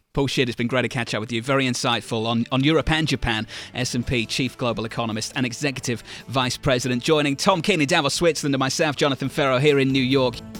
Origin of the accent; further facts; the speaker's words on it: United Kingdom; now in United States; as a Brit, a guest in your great country